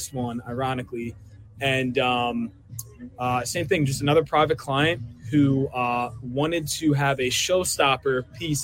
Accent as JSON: {"language": "English", "town": "Willow Grove", "region": "Pennsylvania", "country": "United States", "tie": "born or raised there", "lives_now": "Philadelphia, United States", "said": "I'm from Willow Grove, actually. That's where I grew up"}